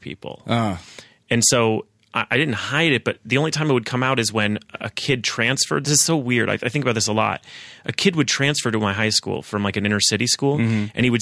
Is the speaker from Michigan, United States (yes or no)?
no; Los Angeles, California, United States; also born or lived in Calabasas, California; I grew up in Woodland Hills, which is next door.